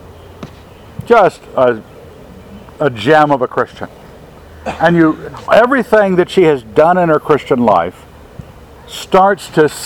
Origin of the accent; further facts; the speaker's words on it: Maryland, United States; I grew up in Maryland, border state